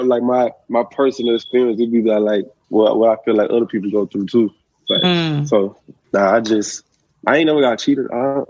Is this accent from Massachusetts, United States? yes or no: no; Alabama, United States; now in Mississippi, United States; No, I'm not from here. I'm from Alabama.